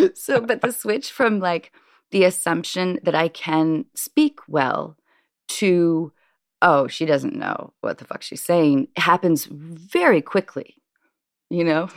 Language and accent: English; Washington, United States; born or raised there; also born or lived in Baltimore, Maryland